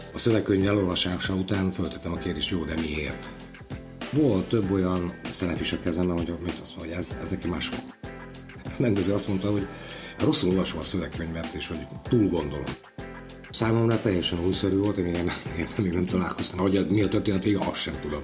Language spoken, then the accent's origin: Hungarian; Zeliezovce, Nitra Region, Slovakia; moved away as an adult; now in Komárno, Slovakia; Zseliz ugye az szülővárosom, de 18-19 éves koromban úgy kirepültem a családi fészekből